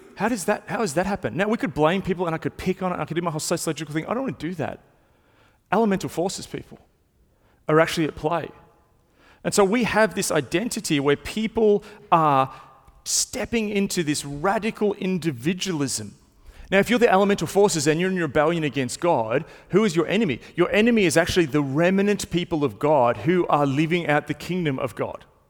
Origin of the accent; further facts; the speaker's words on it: Melbourne, Victoria, Australia; I've grown up in Melbourne. I've been not just in Melbourne my whole life, I've been in the same part